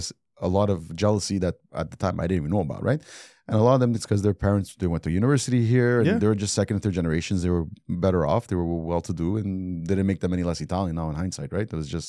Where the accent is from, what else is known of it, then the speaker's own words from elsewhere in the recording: Montreal, Quebec, Canada; And the Italians, I think the Italians, we had our own community. I was born on Esplanade, but I grew up on Jamal.